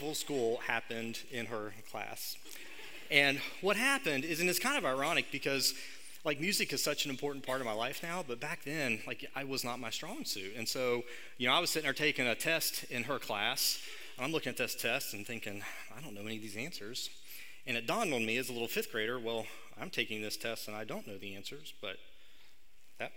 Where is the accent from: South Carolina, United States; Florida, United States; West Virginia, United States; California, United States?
West Virginia, United States; Hurricane; moved away as an adult; now in Charleston, United States; even though I live in Charleston right now, I grew up here in Hurricane.